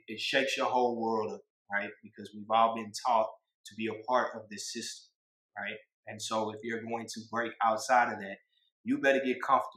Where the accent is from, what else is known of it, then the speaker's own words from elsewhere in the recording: Houston, Texas, United States; I'm from Texas